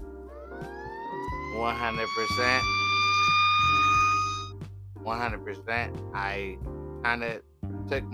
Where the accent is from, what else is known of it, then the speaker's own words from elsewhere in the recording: Oakland, California, United States; moved away as an adult; now in New York, United States; I'm from East Oakland, California